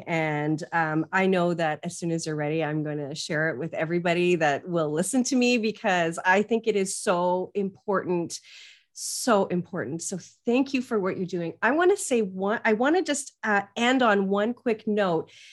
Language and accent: English; Canada; I'm Canadian.